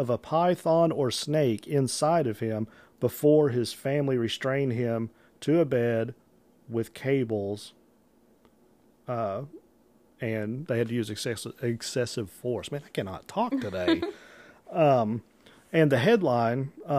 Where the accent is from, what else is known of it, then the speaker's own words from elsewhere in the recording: Illinois, United States; I'm not from Paducah, Kentucky. I'm from Illinois